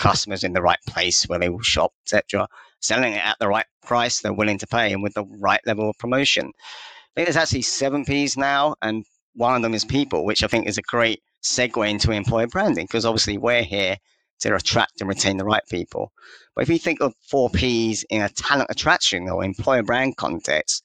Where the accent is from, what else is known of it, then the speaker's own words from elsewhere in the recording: London, United Kingdom; also born or lived in Leeds; I grew up in London